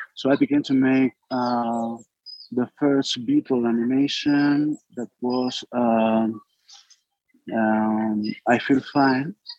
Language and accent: English; Basque Country, Spain; English is a second language; I got a band and, and play when I was young in my hometown. I born in the north of Spain, in the Basque Country.